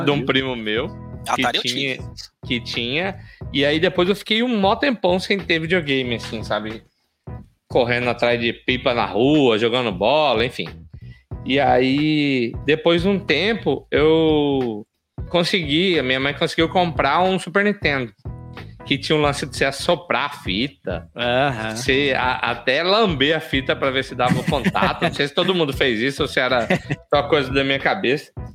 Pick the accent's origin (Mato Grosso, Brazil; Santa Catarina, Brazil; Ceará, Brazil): Mato Grosso, Brazil; Alto Araguaia; E eu sou de Altaraguaia, sou do interior do estado aqui